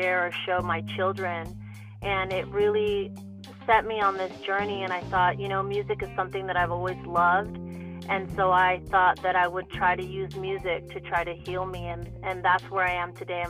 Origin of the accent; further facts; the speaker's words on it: Los Angeles, California, United States; also born or lived in Bay Area; growing up here in Los Angeles. I'm originally from the Bay Area